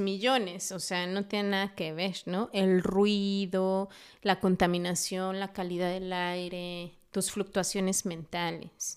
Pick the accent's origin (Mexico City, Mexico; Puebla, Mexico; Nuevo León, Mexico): Mexico City, Mexico; now in Dolores Hidalgo, Mexico; Yo hace poquito estaba en Ciudad de México, eh, yo nací allá, eh, he vivido en Dolores dos años, me fui a Ciudad de México dos años, regreso a Dolores.